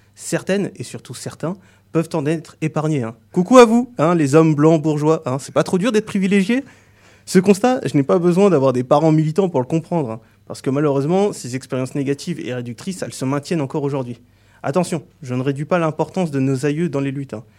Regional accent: France; je suis né en France, mais je n'ai pas l'apparence que l'on associe à l'image du français de souche. De ce fait, j'ai grandi dans un contexte

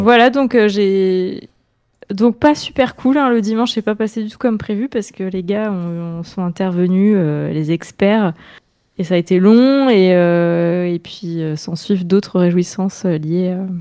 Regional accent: Orléans, Centre-Val de Loire, France; moved away as an adult; now in Tours, France; je viens d'Orléans

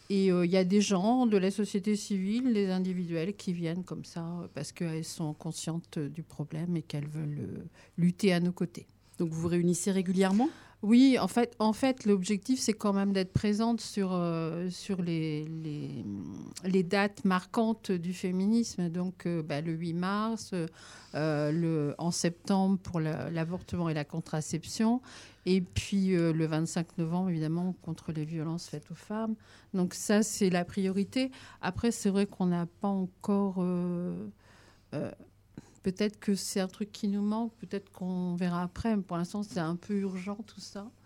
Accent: France; Donc ça, c'est vraiment une première chez nous en France, hein, parce que ça existe dans d'autres pays.

